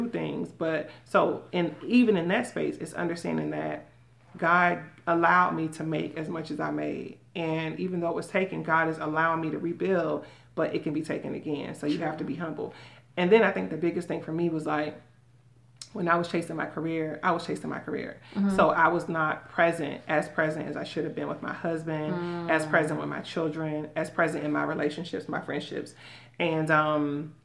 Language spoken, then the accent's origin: English; Miami, Florida, United States; now in Tampa, United States; I'm from Miami